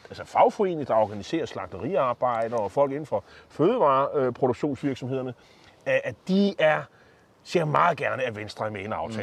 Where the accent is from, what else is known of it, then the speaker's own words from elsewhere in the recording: Copenhagen, Capital Region of Denmark, Denmark; nu er jeg jo fra København